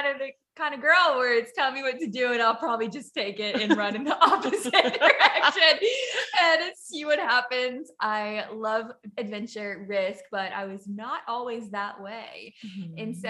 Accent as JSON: {"language": "English", "region": "Southwest Louisiana", "country": "United States", "tie": "born or raised there", "moved": "as an adult", "lives_now": "Huntington Beach, United States", "said": "But I'm from Louisiana, but I live in California. I live in Huntington Beach, California. It is beautiful there. Definitely different than what I was raised in the middle of the country in Louisiana."}